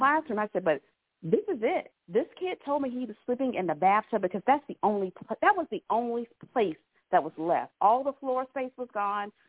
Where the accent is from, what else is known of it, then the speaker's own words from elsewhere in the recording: Columbia, South Carolina, United States; I was born and raised here in Columbia, South Carolina.